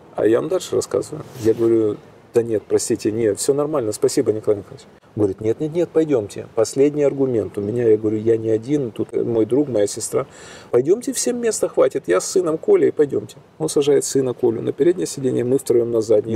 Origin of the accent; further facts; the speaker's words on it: Kyiv, Ukraine; из Киева